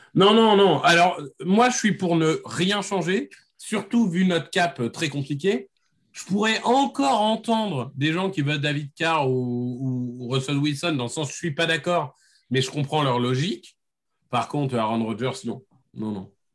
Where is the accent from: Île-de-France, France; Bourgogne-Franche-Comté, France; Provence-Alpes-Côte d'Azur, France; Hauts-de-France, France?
Hauts-de-France, France; Amiens; je viens d'Amiens